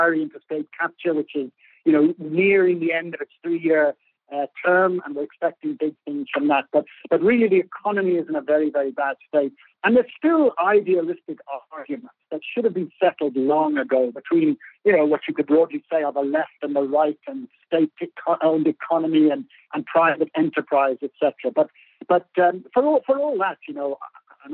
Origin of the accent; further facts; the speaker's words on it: Ireland; moved away as an adult; now in South Africa; we're Irish South African rather than South African Irish people